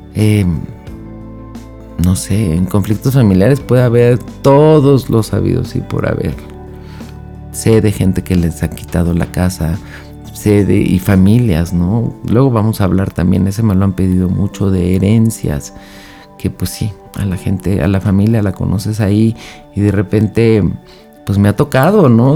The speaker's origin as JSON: {"language": "Spanish", "country": "Mexico", "said": "México, que es de donde yo soy"}